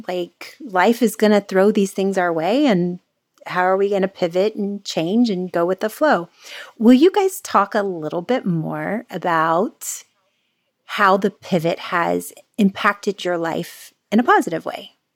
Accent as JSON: {"language": "English", "region": "Florida", "country": "United States", "moved": "yes", "lives_now": "California, United States", "said": "I'm the Florida girl taken out of Florida. I live in California now"}